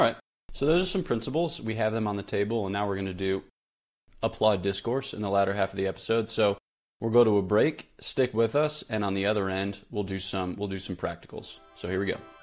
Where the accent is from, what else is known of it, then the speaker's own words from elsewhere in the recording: Newtown, Pennsylvania, United States; moved away as an adult; also born or lived in Washington, D.C.; now in Switzerland; I grew up in Newtown, Pennsylvania